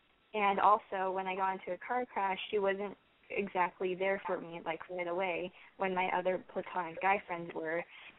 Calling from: Long Beach, California, United States; I am 17, and I am from Long Beach.

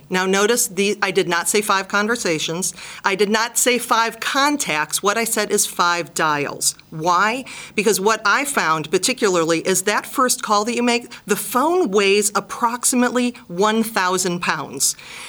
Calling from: Cleveland, Ohio, United States; I'm calling from Gradigy in beautiful Cleveland, Ohio.

